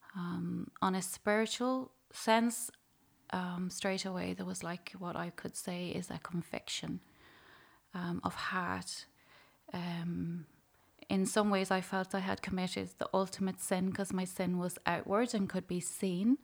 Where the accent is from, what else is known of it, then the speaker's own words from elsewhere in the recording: Dunleer, County Louth, Ireland; I'm from Dunleer, County Louth, and I grew up in a family of six children